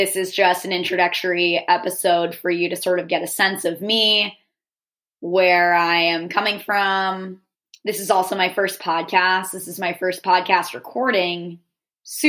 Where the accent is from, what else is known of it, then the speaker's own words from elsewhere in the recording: Northeast, United States; I'm from the Northeast